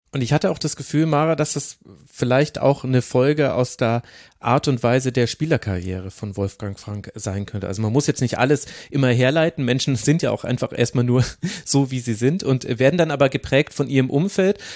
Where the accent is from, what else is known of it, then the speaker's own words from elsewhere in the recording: near Bad Windsheim, Bavaria, Germany; moved away; da bin ich ursprünglich mal aufgewachsen da in der Nähe